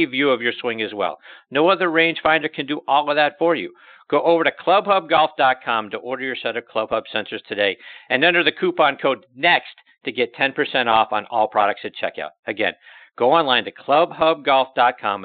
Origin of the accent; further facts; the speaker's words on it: Pittsburgh, Pennsylvania, United States; moved away; also born or lived in Marshfield, Massachusetts; my hometown of Pittsburgh